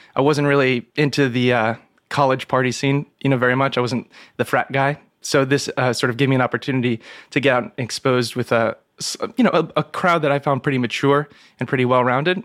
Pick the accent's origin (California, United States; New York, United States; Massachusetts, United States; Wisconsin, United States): New York, United States; New York City; also born or lived in Ithaca, New York; growing up in New York City, spending basically my whole life here until college